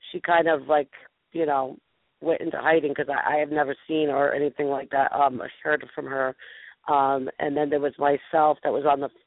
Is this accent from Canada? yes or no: no; Philadelphia, Pennsylvania, United States; I'm from Philly.